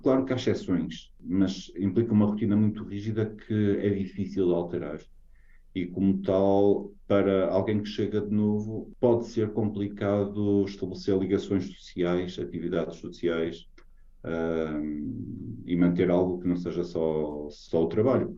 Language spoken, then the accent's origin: Portuguese; Portugal; moved away as an adult; now in Norway